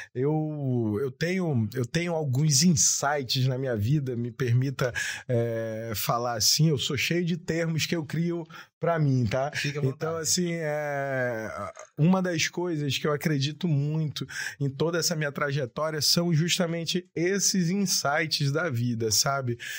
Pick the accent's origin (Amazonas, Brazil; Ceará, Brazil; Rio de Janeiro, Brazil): Amazonas, Brazil; Japiim; eu venho lá do Japim